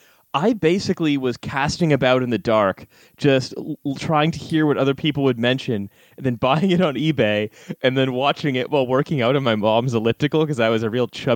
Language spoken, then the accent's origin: English; Canada; moved away as an adult; also born or lived in Britain; now in United Kingdom; I'm a Canadian who's lived his entire adult life in Britain